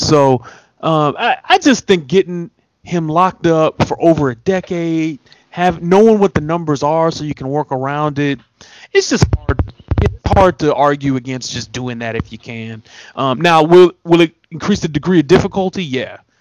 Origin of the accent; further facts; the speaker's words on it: Detroit, Michigan, United States; I grew up in Detroit